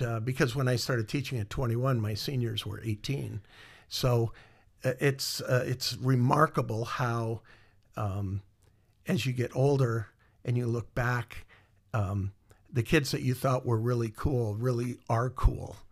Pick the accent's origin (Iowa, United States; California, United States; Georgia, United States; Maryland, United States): Iowa, United States; moved away; also born or lived in Minnesota; I grew up in Iowa